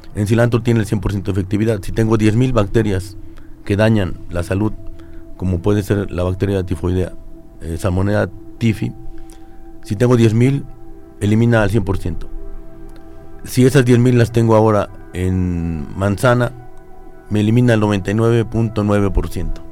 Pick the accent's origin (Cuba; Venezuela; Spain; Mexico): Mexico; como mexicanos